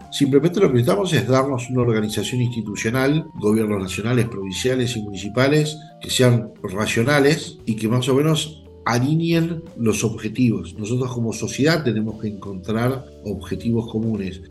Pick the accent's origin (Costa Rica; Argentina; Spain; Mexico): Argentina; nosotros mismos como argentinos